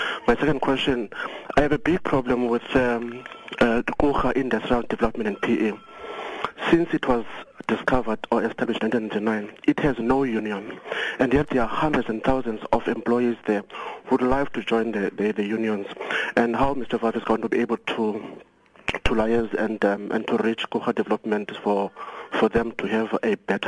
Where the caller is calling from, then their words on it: Tanzania; My question, I'm calling from Tanzania.